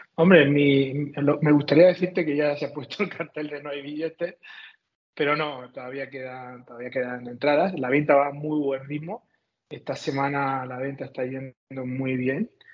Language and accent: Spanish; Cehegín, Region of Murcia, Spain; en mi pueblo